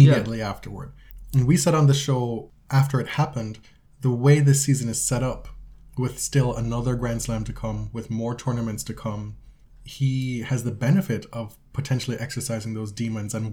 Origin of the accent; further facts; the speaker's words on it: Jamaica; growing up in Jamaica, we had our satellite dish that we got